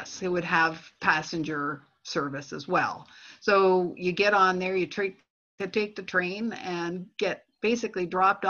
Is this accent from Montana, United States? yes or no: no; Wilmette, Illinois, United States; Wilmette, Illinois. Yes, a suburb of Chicago.